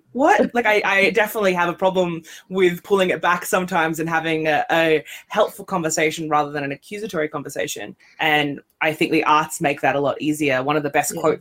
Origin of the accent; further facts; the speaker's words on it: Australia; now in Scotland, United Kingdom; I'm from Australia